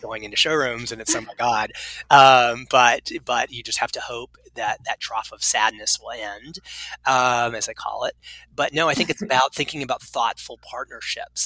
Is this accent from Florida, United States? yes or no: yes; Florida, United States; moved away as an adult; also born or lived in Maine; I grew up in Florida